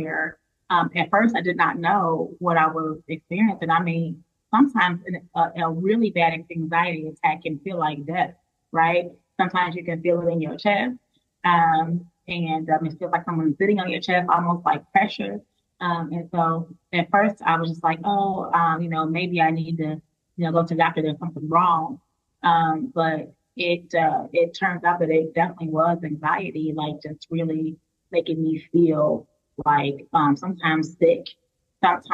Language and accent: English; Chicago, Illinois, United States; now in Schaumburg, United States; I'm originally from Chicago.